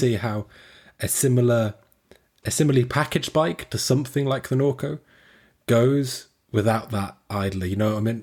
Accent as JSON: {"language": "English", "town": "Squamish", "region": "British Columbia", "country": "Canada", "said": "I'm from, I'm Squamish"}